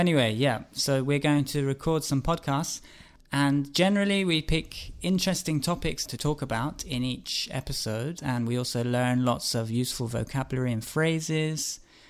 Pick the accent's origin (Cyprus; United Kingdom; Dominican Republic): United Kingdom; Cambridge, East of England; now in Barcelona, Spain; I'm from Cambridge, and I'm here in Barcelona with Isabel.